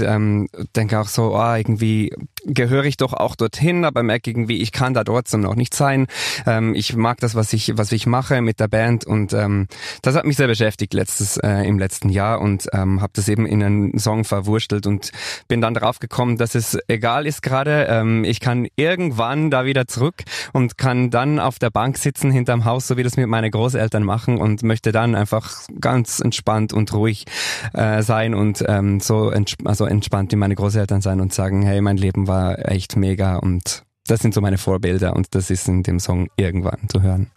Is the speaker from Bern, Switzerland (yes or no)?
yes; Bernese Oberland, Switzerland; accent: Swiss German; ich komme ja aus der Schweiz, aus dem Berner Oberland